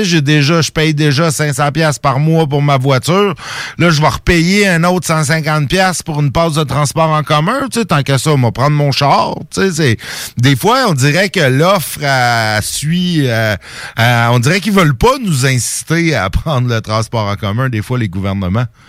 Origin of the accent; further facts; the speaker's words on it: Saint-Jérôme, Quebec, Canada; ma ville natale euh, à Saint-Jérôme dans les Laurentides